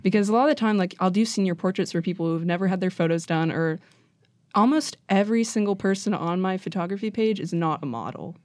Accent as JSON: {"language": "English", "town": "Wheeling", "region": "West Virginia", "country": "United States", "tie": "born or raised there", "said": "I am from Wheeling, West Virginia"}